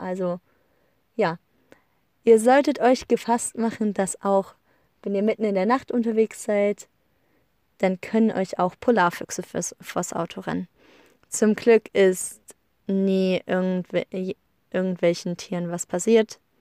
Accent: Germany; now in Iceland; bei uns in Deutschland

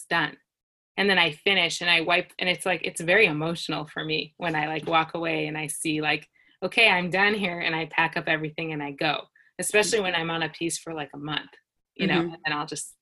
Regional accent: United States; moved away as an adult; now in Israel; I'm from the United States

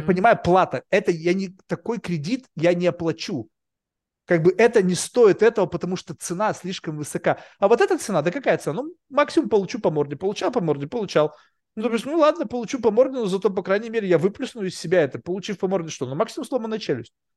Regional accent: Russia; now in United States; я вырос в России

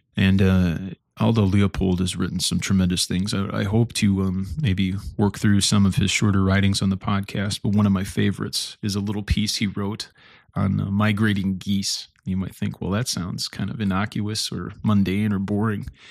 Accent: Stillman Valley, Illinois, United States; I grew up in Stillman Valley, Illinois

